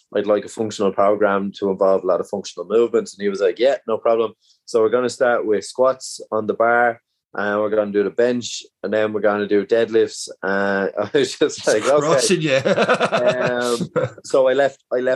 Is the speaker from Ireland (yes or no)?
yes; Ireland; as Irish people